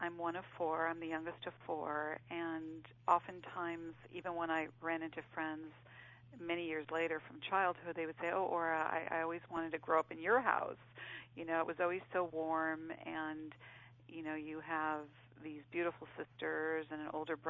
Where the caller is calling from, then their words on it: Los Angeles, California, United States; I'm calling from Los Angeles.